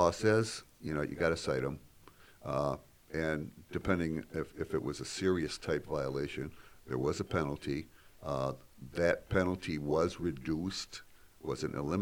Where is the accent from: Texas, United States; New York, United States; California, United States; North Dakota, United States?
New York, United States; Salamanca; now in Buffalo, United States; I grew up in Salamanca.